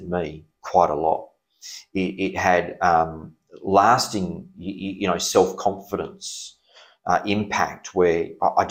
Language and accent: English; Perth, Western Australia, Australia; I was born in Perth, yes. Okay. Yes, born in Perth.